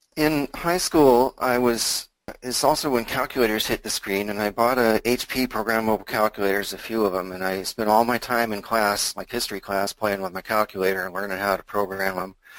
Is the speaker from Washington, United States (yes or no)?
yes; Seattle, Washington, United States; I was born in Seattle. I uh, lived here all my life